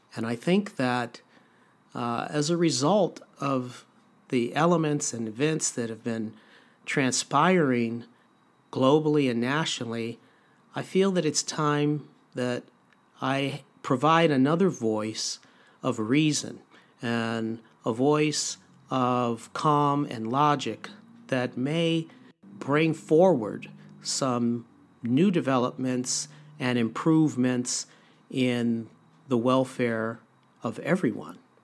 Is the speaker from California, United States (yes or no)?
yes; Los Angeles, California, United States; also born or lived in Ann Arbor, Michigan; I was born and raised in Los Angeles, California.